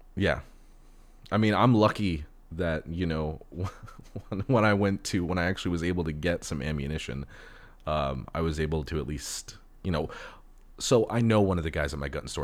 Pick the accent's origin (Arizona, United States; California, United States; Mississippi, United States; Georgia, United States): California, United States; Los Angeles; I was born and raised in Los Angeles